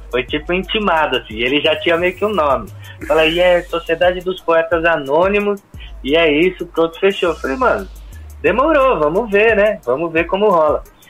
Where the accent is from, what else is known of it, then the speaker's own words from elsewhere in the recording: São Bernardo do Campo, São Paulo, Brazil; eu sou de São Bernardo do Campo